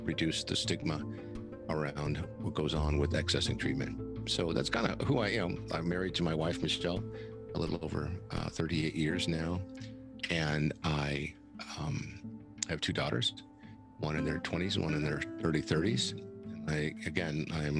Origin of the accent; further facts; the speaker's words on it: San Diego, California, United States; I grew up here in San Diego